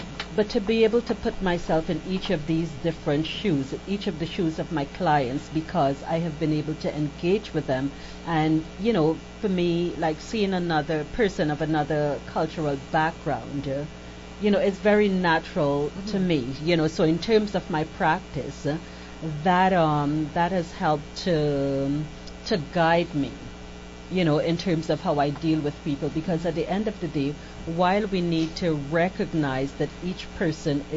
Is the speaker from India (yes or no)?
no; Trinidad & Tobago; I am Trinidadian, and Trinidad is a very diverse culture